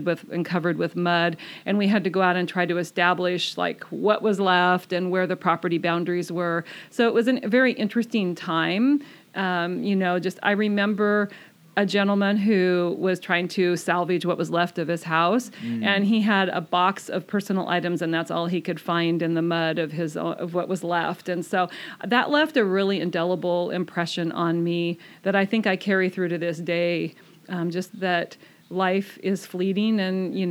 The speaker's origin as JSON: {"language": "English", "town": "Olympia", "region": "Washington", "country": "United States", "tie": "born or raised there", "also_born_or_lived": "Vancouver, Washington / Kelso, Washington / Camano Island, Washington", "said": "I moved to Olympia when I was 7 and lived there until I was in junior"}